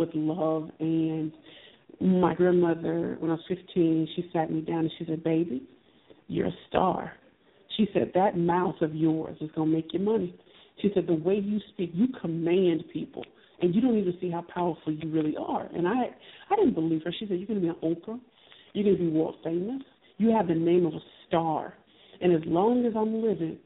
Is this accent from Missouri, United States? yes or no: yes; St. Louis, Missouri, United States; I am from St. Louis, Missouri